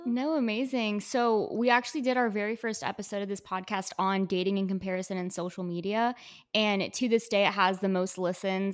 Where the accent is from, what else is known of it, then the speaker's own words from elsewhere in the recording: McAllen, Texas, United States; I am from McAllen, Texas, but currently a student at Texas A and M